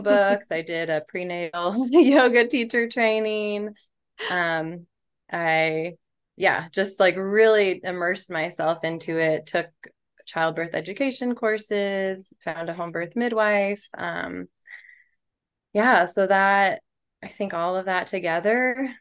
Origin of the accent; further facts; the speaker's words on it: Seattle, Washington, United States; moved away as an adult; also born or lived in Olympia / San Diego; I grew up in Seattle